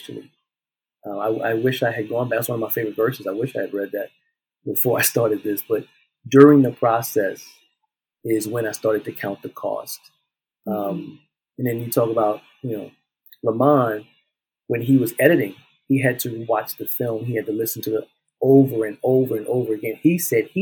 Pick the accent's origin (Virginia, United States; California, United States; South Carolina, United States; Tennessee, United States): South Carolina, United States; moved away; when we went back home to South Carolina, being in the spaces and now seeing my hometown in a different light